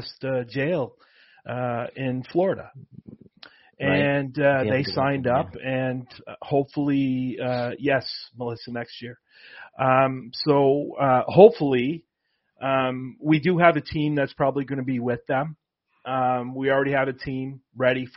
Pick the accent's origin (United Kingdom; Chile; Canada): Canada; Toronto, Ontario; I am from Toronto as well.